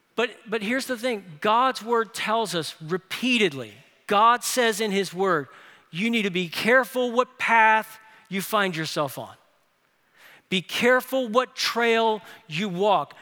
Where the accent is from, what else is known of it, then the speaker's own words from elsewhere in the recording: New Orleans, Louisiana, United States; moved away as an adult; now in Birmingham, United States; my hometown, New Orleans, no one hikes